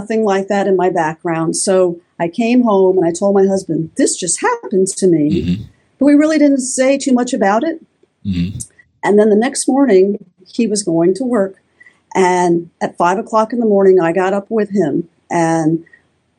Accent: Florida, United States; moved away as an adult; now in Tennessee, United States; I grew up in Florida my whole life

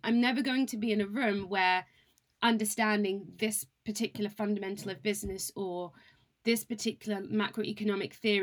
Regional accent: Cambridge, East of England, United Kingdom; moved away as an adult; also born or lived in London; growing up in Cambridge

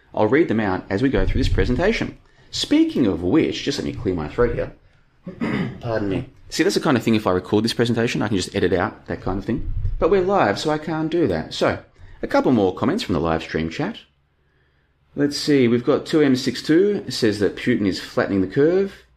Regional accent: Australia; moved away as an adult; also born or lived in Brisbane; now in Bulgaria; I'm a thirty-five-year-old dude living in Bulgaria at the moment, and I grew up in Australia, as you can probably tell from my accent.

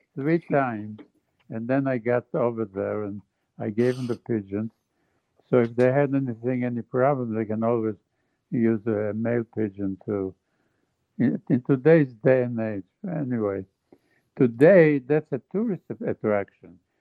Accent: Jerusalem, Jerusalem District, Israel; moved away; I grew up in Jerusalem

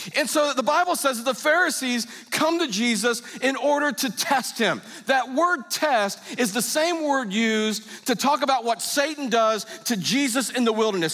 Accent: United States; I'm an American.

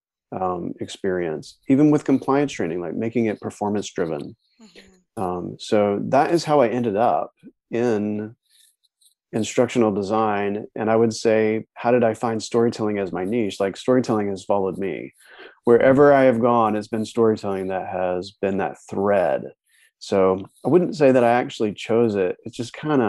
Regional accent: North Carolina, United States; moved away as an adult; also born or lived in New York City; I'm from North Carolina. I'm a mountain boy from North Carolina, living in New York City.

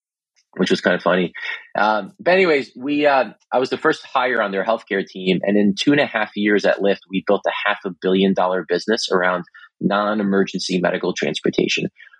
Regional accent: East Coast, United States; I was very little and immigrated to New York, New Jersey. I grew up on the East Coast.

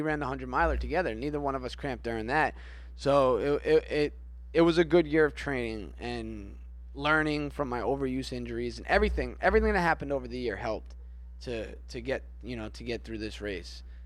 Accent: Florida, United States; we're from Florida

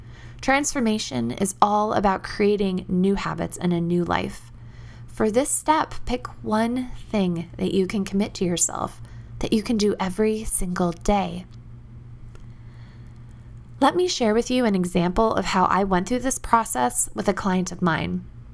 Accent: the South, United States; accent: Southern; I had grown up in the South, and my peers thought my Southern accent was funny and teased me.

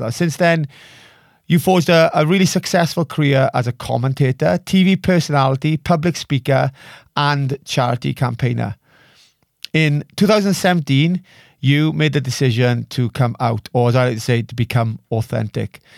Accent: Bridgend, Wales, United Kingdom; born and raised in Bridgend

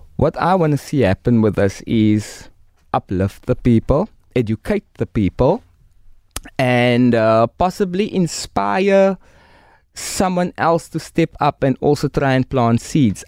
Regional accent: Cape Town, Western Cape, South Africa; I'm from Rocklands, Mitchell's Plain.

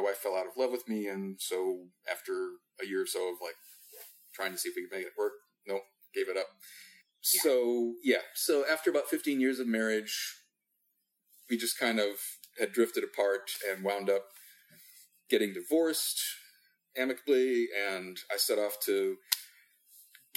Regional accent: Midwest, United States; also born or lived in Europe / California; So I grew up in the Midwest, had a couple of years in Europe at different points growing up

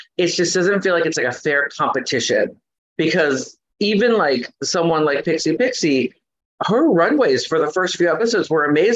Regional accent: Los Angeles, California, United States; I grew up in East Los Angeles.

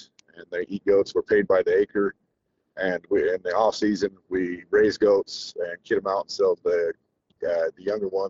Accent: Kamas, Utah, United States; from Utah, Camas, Utah.

